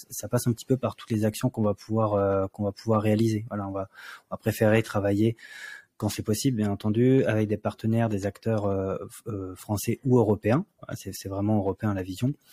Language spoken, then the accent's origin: French; France; puisque on est français et que euh, quasiment toute notre équipe est française